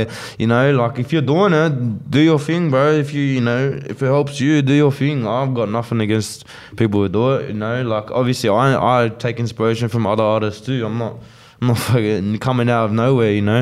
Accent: Australia; accent: Aussie; I'm using my Aussie accent

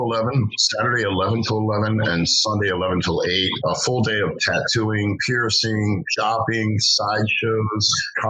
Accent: Essex, Maryland, United States; it's my hometown show. I grew up in Essex

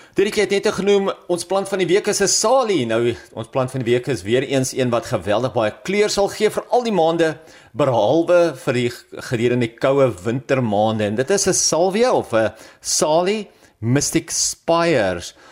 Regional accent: South Africa; ons as Suid-Afrikaners

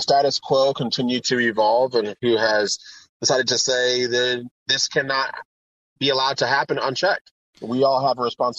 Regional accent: San Antonio, Texas, United States; now in Houston, United States; Originally, I'm from San Antonio, Texas. I was homeschooled. I'm the second oldest of nine children. And I've moved all around the world. And moving to Houston, where I live now, is actually my 22nd move.

